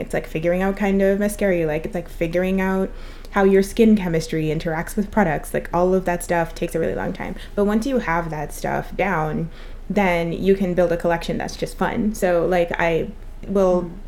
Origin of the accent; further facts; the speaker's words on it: Trinidad & Tobago; I'm from Trinidad and one of the big things that we have is carnival